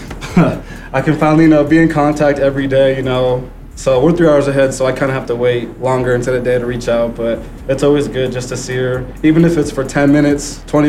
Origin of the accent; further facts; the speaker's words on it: Oregon, United States; moved away as an adult; also born or lived in California; I'm from Oregon.